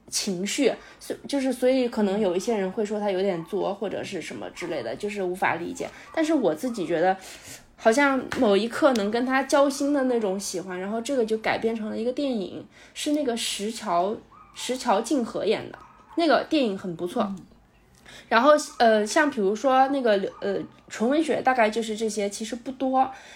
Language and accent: Chinese; China; 我们中国人